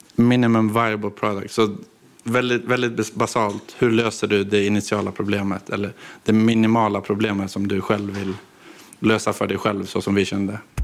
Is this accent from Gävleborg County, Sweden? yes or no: yes; Gävle, Gävleborg County, Sweden; moved away as an adult; also born or lived in Gothenburg; Jag är inte därifrån, jag är från Gävle från grunden. Men jag flyttade till Göteborg när 2015, nu var 18.